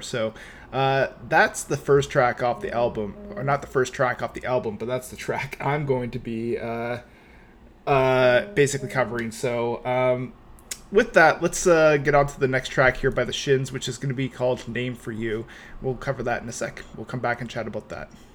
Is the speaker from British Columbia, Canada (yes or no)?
yes; Vancouver, British Columbia, Canada; I'm from Vancouver